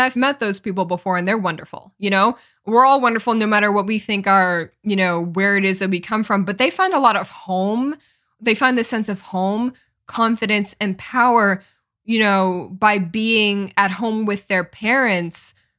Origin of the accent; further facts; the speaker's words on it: Los Angeles, California, United States; born there; I was born in Los Angeles, California. That's where I come from.